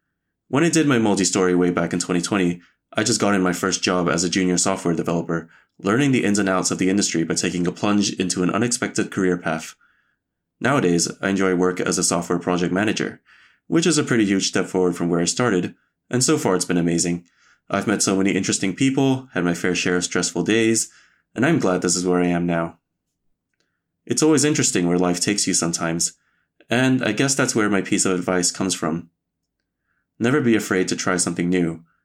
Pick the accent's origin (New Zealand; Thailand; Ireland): Thailand; moved away; also born or lived in Edinburgh; I'm from Thailand.